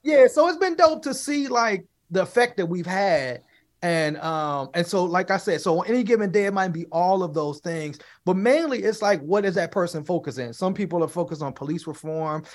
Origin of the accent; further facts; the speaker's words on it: Chicago, Illinois, United States; now in Pittsburgh, United States; I'm originally from Chicago, I'm originally from the South Side